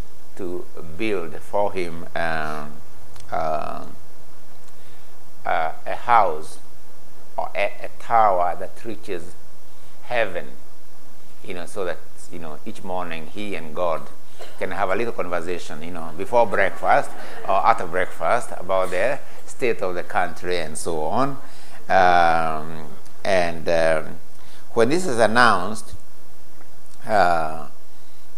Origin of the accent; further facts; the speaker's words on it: Kenya; first language Gikuyu; English is a second language; moved away; also born or lived in Leeds; I come from a three-language situation, every Kenyan will have their mother tongue